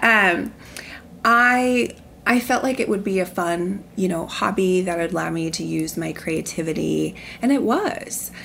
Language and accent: English; Columbus, Nebraska, United States; growing up in Columbus, Nebraska